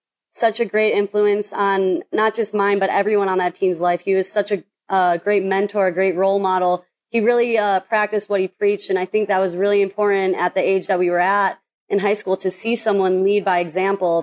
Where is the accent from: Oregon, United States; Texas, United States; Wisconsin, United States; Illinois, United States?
Illinois, United States; Lockport; moved away as an adult; also born or lived in Tennessee; I grew up in Illinois